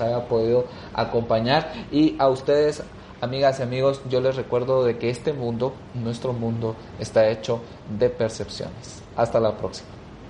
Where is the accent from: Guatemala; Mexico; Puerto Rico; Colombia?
Guatemala; como sociedad guatemalteca